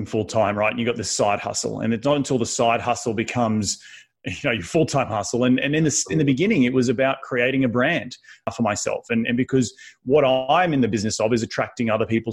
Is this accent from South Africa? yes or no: no; Sunshine Coast, Queensland, Australia; moved away as an adult; also born or lived in New York City; now in United States; growing up on the Sunshine Coast in Queensland, surfing, riding horses.